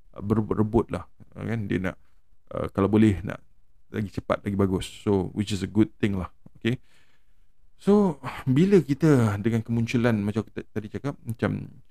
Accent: Malaysia; sebagai rakyat Malaysia

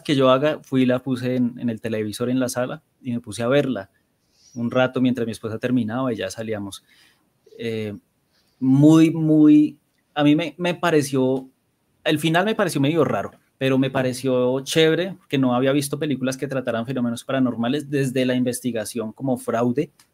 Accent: Bogotá, Colombia; crecí en Bosa

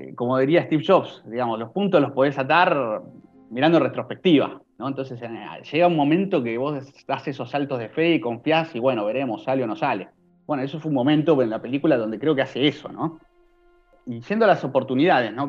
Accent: Argentina; soy argentino

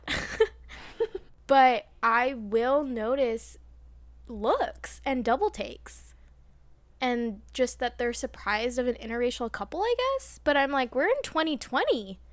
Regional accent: United States; accent: American; I'm not British, an American accent

